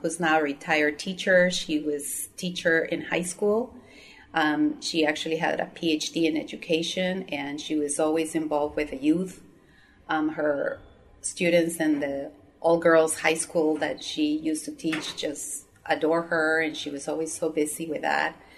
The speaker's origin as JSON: {"language": "English", "town": "Quito", "region": "Pichincha", "country": "Ecuador", "tie": "born or raised there", "moved": "yes", "said": "growing up in Quito was a very beautiful childhood"}